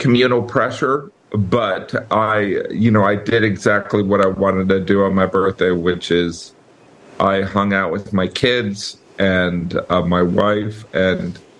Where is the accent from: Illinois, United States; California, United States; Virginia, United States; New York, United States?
Illinois, United States; Chicago; growing up in the Chicagoland area